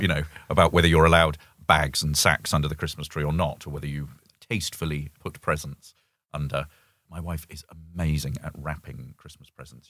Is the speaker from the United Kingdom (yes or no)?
yes; United Kingdom; moved away as an adult; as a Brit